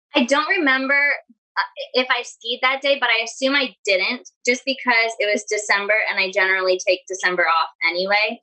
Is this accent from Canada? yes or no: yes; Canada; now in Orlando, United States; I live in Orlando, Florida. I'm originally from Canada